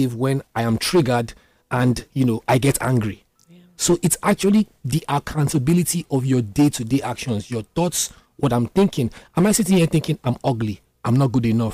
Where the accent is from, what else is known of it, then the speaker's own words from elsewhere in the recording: Isoko, Delta, Nigeria; I'm not even Igbo. I'm from Isoko Delta State